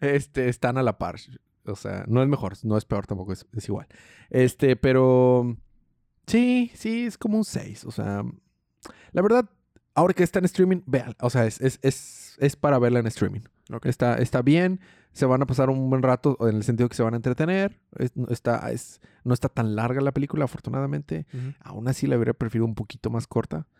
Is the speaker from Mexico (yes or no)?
yes; Mexico; Yo soy mexicano